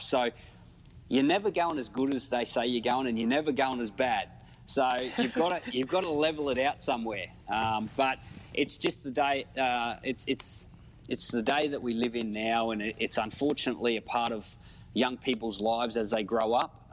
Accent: Queensland, Australia; as a Queenslander

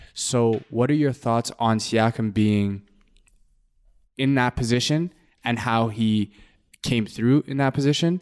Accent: Canada; being a Canadian

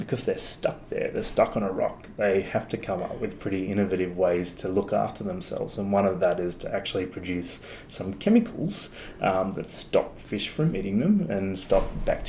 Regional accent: Sydney, New South Wales, Australia; I grew up in Sydney on the northern beaches there, mm-hmm. at a place called Avalon.

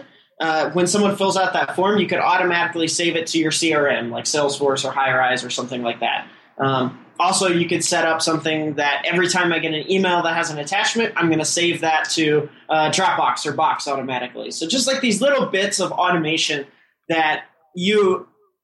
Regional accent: Midwest, United States; moved away as an adult; now in Silicon Valley, United States; I was, born and raised in the Midwest

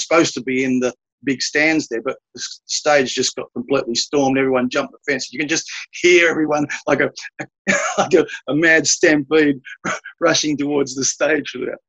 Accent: Sydney, New South Wales, Australia; also born or lived in Beckenham, Kent, England; I was born in Beckenham in Kent, southeast England. And my family migrated to Australia in 1964. So we were 10-pound Poms, came out on the P&O Canberra, and settled in Sydney, and I've lived in Sydney all my life.

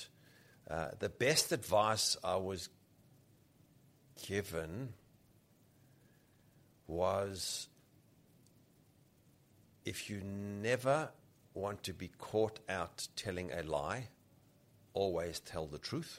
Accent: South Africa; moved away; also born or lived in Rhodesia; I grew up in South Africa. I was born in Rhodesia

